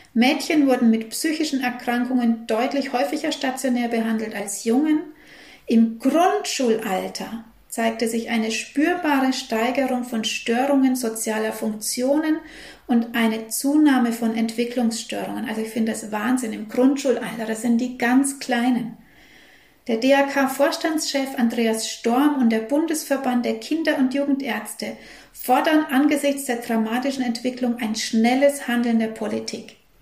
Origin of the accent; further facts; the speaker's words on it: Germany; bei uns in Deutschland